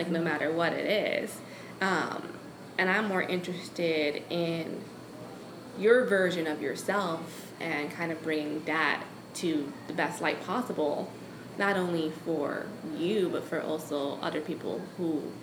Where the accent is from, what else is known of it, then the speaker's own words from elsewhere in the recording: New York City, New York, United States; moved away as an adult; now in Savannah, United States; I grew up in New York